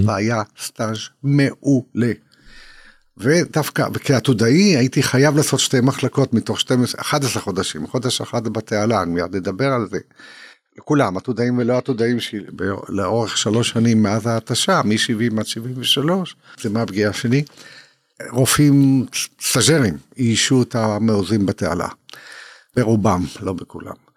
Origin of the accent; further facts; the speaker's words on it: Israel; אני יליד תש"ח, יליד 48